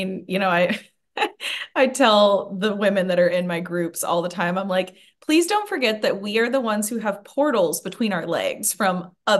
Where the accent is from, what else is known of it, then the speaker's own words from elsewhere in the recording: Assiniboine, Montana, United States; I'm Assiniboine. So we're in Montana.